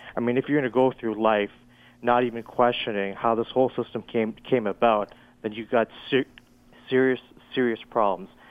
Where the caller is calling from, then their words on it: Toronto, Ontario, Canada; I'm calling from Toronto